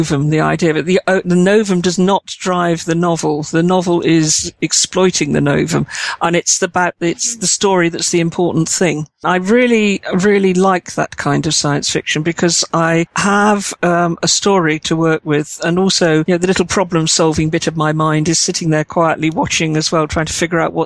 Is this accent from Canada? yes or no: no; United Kingdom; I'm British and I like the understated